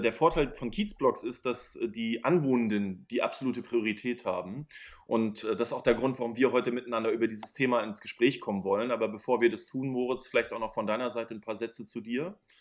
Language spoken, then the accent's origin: German; Schwerin, Mecklenburg-Vorpommern, Germany; now in Berlin, Germany; Ich komme aus Schwerin.